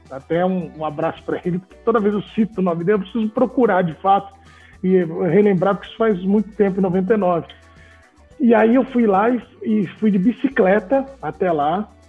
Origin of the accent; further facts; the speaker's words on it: São Paulo, Brazil; also born or lived in Campinas; Eu sou de São Paulo, da capital